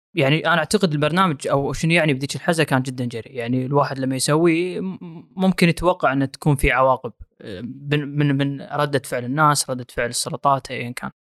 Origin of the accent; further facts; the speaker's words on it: Kuwait; انا كشخص كويتي